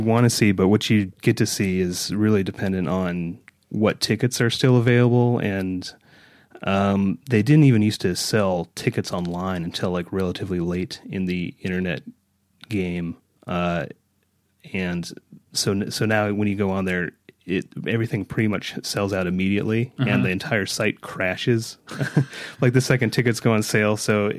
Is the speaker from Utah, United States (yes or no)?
yes; Park City, Utah, United States; As I never get tired of telling people, I grew up in Park City. I'm a native Parkite.